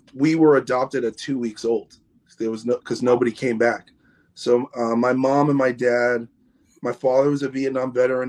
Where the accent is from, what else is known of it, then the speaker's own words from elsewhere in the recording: New York City, New York, United States; moved away as an adult; also born or lived in Los Angeles, California; now in Orange County, United States; I grew up in New York City.